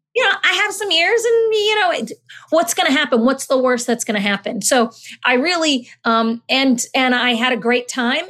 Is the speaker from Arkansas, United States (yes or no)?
no; Summit, New Jersey, United States; also born or lived in Natick, Massachusetts / Honduras; I grew up in Summit, New Jersey, my family and I, we moved here when I was about six.